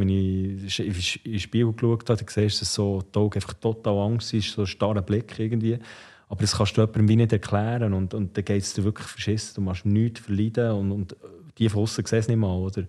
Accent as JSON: {"language": "German", "town": "Ostermundigen", "region": "Bern", "country": "Switzerland", "tie": "born or raised there", "said": "wir sind natürlich bei Ostermundig aufgewachsen"}